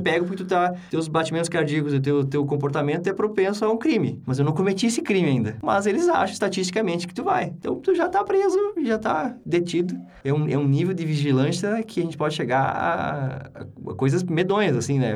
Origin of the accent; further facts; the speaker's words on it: Brazil; moved away as an adult; also born or lived in Sweden; eu aprendi desde pequeno sendo brasileiro